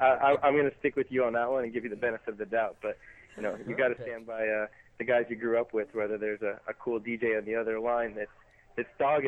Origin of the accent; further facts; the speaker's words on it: Southern California, United States; being from California originally. Even though it's NorCal and I'm from SoCal